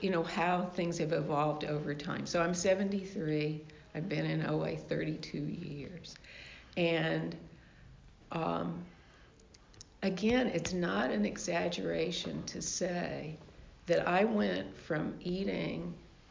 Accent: the South, United States; I grew up in the South in sort of a religious household

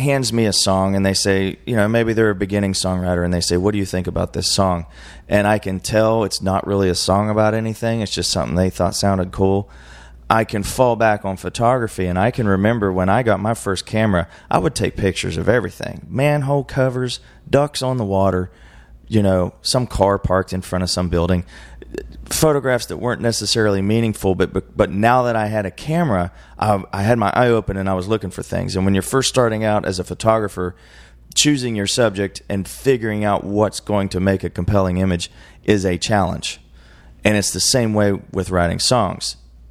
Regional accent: West Virginia, United States; born there; also born or lived in Carolinas / Arizona; now in Texas, United States; I was born in West Virginia. I lived in the Carolinas for a while. I lived in Arizona for a while. And I've lived in Texas for 10 years

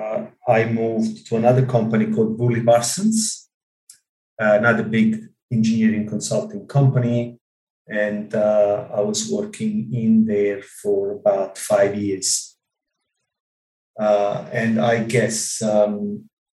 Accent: Ischia, Campania, Italy; English is a second language; moved away as an adult; also born or lived in Rome, Italy; now in Australia; I grew up in a small island in the Mediterranean called Ischia

